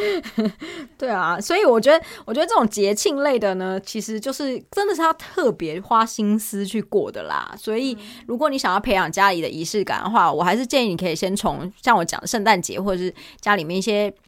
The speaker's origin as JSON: {"language": "Chinese", "country": "Taiwan", "moved": "yes", "lives_now": "South Korea", "said": "但毕竟我是台湾人啦"}